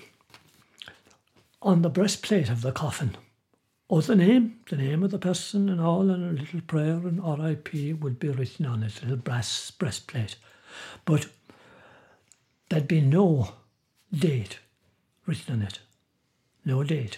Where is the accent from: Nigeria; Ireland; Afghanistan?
Ireland